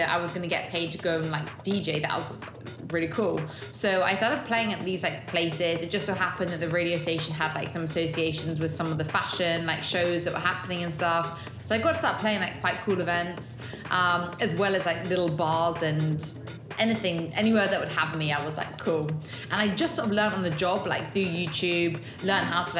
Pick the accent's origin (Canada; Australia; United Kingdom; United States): United Kingdom; London; also born or lived in Bristol; I'm from London